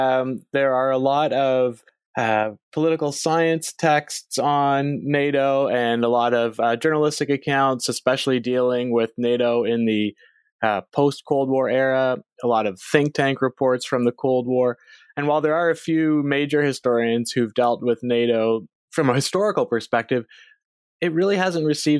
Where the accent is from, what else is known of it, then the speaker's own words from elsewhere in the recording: Canada; So I am a Canadian by birth and by background.